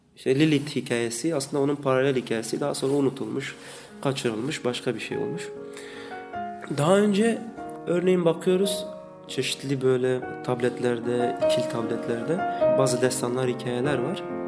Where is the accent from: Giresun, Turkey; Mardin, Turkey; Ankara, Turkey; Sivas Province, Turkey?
Mardin, Turkey; Nusaybin; moved away as an adult; also born or lived in Batman / Diyarbakır; now in Istanbul, Turkey; Ben Mardinliyim, Nusaybin. 80'lerin sonlarında doğdum.